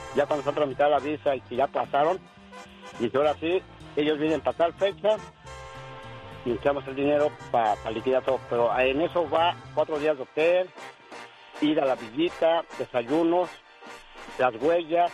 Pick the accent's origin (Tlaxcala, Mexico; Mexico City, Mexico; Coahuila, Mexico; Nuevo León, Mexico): Mexico City, Mexico; now in Huntington Beach, United States; Yo soy del Distrito Federal